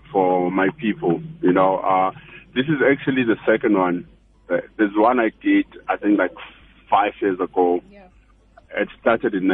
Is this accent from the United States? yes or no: no; South Africa; I'm from South Africa.